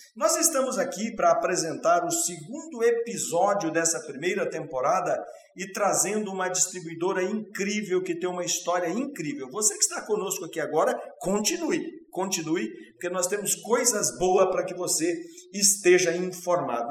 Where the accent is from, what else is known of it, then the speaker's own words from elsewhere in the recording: Paraná, Brazil; now in Rondônia, Brazil; Eu sou paranaense também